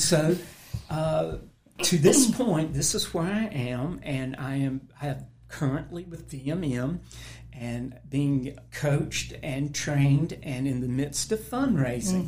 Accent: Roanoke Rapids, North Carolina, United States; my family moved to Roanoke Rapids

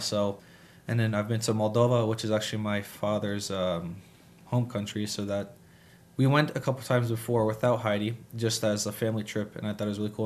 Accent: Harrisonburg, Virginia, United States; also born or lived in Massachusetts; we finally settled in Harrisonburg and I went to school here all my life. So I've, I've lived here and this is where I grew up

